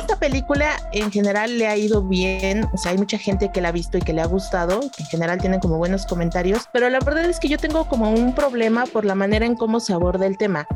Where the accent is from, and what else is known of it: Mexico